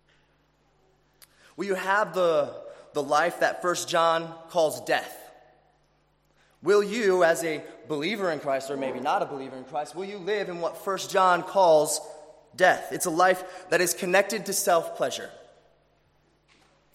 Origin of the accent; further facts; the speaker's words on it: Chicago, Illinois, United States; now in Australia; which also happens to be my city, Chicago.